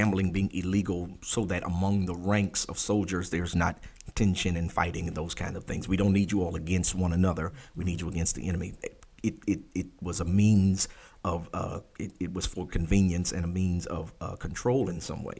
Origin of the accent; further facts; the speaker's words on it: Maryland, United States; When I grew up in Maryland